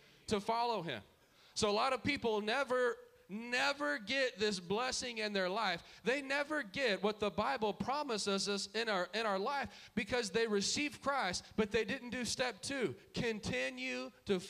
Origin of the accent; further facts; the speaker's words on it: Dallas, Texas, United States; we grew up in Dallas culture